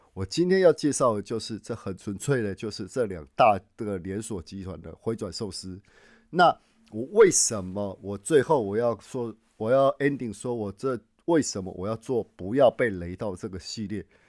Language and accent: Chinese; Taichung, Taiwan; moved away as an adult; also born or lived in Tainan / Nagoya; now in Japan; 我是台中人，那我在台南也工作了十几年